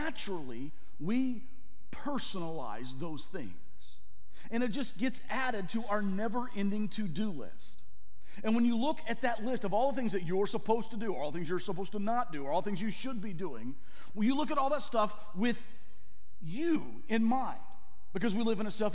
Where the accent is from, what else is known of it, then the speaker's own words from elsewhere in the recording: the South, United States; I grew up in the South